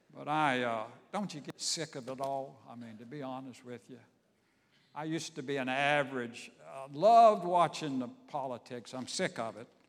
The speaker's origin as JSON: {"language": "English", "town": "Savannah", "region": "Georgia", "country": "United States", "tie": "born or raised there", "said": "my hometown, Savannah, Georgia"}